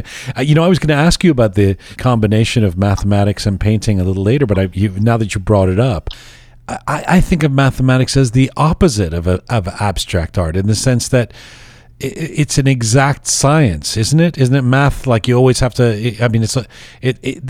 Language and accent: English; Canada; also born or lived in England; I grew up in England and then in Canada